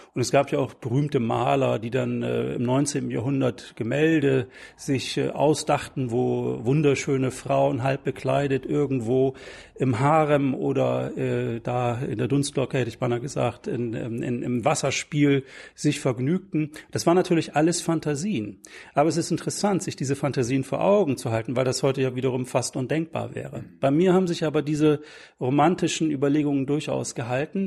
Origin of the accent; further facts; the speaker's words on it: Bremen, Germany; Ich komme selber aus Bremen, da bin ich aufgewachsen und bin natürlich Bremen immer noch sehr eng verbunden